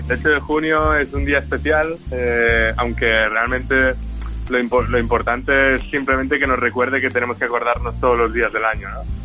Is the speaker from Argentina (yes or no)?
no; Menorca, Balearic Islands, Spain; yo soy de Menorca